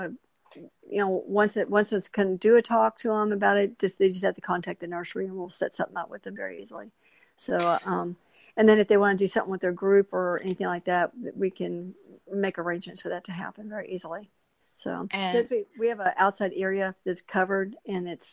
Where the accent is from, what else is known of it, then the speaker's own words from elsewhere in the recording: La Porte, Texas, United States; I grew up over in La Porte